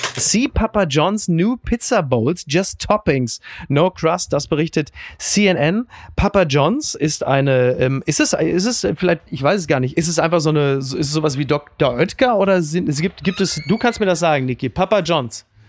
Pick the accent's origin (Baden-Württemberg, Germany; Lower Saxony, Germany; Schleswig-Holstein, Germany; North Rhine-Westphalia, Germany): North Rhine-Westphalia, Germany; Castrop-Rauxel; meiner Heimat, Castor Brauxel